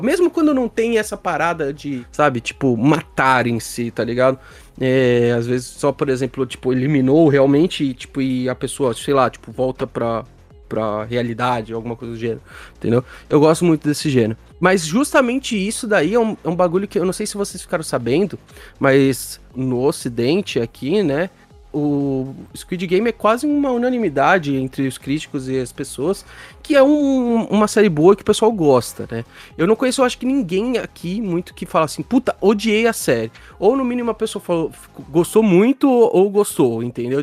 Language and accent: Portuguese; Brazil; aqui no Brasil